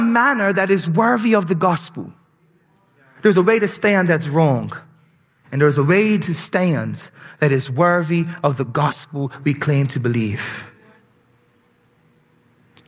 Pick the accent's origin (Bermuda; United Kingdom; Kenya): Bermuda; accent: Bermudian; my Bermudian accent